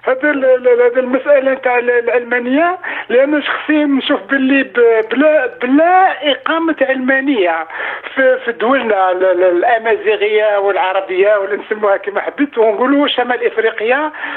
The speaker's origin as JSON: {"language": "Arabic", "country": "Algeria", "moved": "as an adult", "lives_now": "France", "said": "جيت انا من الجزائر عملت كل الدراسه تاعي في الجزائر وفرنسا"}